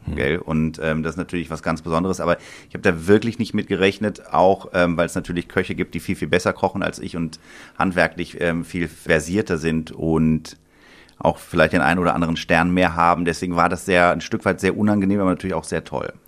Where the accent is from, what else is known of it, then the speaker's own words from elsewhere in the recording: Sinzig, Rhineland-Palatinate, Germany; also born or lived in Bonn; bin geboren in Bonn und aufgewachsen in Sinzig am Rhein